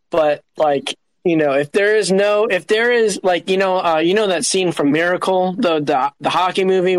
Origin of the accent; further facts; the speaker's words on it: Cincinnati, Ohio, United States; I'm from Cincinnati